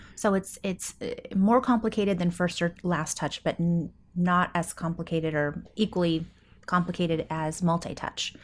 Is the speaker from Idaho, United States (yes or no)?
yes; Coeur d'Alene, Idaho, United States; in my hometown, Coeur d'Alene, Idaho, northern Idaho